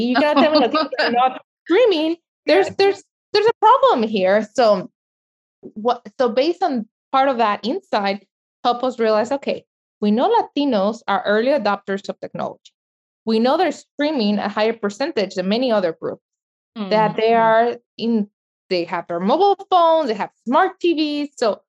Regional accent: El Salvador; Or myself, I'm from El Salvador. I never can see my soccer games from El Salvador.

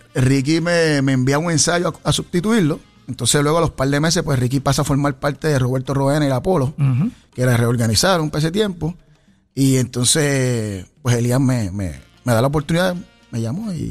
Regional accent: Ponce, Puerto Rico; yo soy de Ponce, natural de Ponce

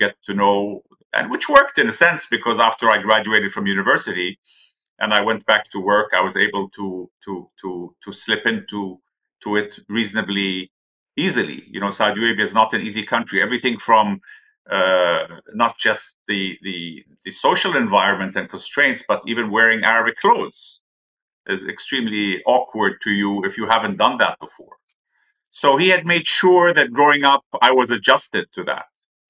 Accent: Switzerland; also born or lived in Europe / Turkey; So I was born in Switzerland. And my father was in Europe at that time. So I grew up actually abroad, in Europe and in Turkey, where my father was posted.

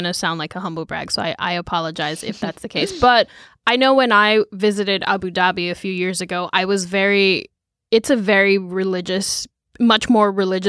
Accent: United States; I realized, no, you're just being this American who's unwilling to, like, just embrace the culture you're in.

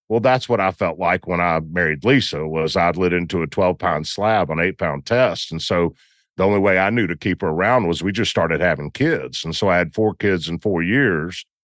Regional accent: Southern US, United States; so, you know, I'm from the South.

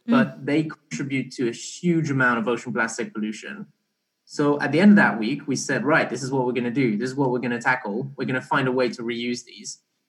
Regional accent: Barbados; also born or lived in Belgium; So I was born in Belgium, but I grew up kind of in Barbados for a few years.

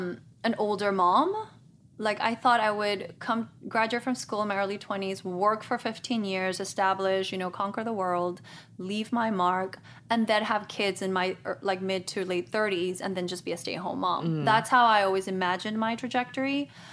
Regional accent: Guatemala; moved away as an adult; also born or lived in Madrid, Spain; now in Los Angeles, United States; parents are missionaries in Guatemala, so I grew up there. I spent 11 years in Guatemala. And before that, I was born in Spain, in Madrid. And I, you know what, when I first came to Los Angeles, I went to school, to college.

